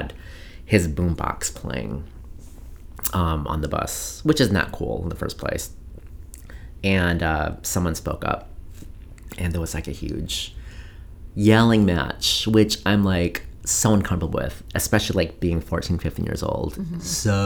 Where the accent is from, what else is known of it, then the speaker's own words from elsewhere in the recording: Coon Rapids, Minnesota, United States; growing up in Coon Rapids, Minnesota